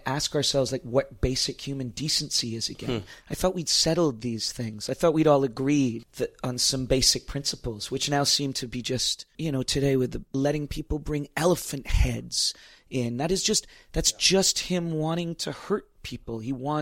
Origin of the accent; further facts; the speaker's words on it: Toronto, Ontario, Canada; also born or lived in Stratford, Ontario / New York; now in Niagara-on-the-Lake, Canada; But mostly I grew up in Toronto in the middle of the city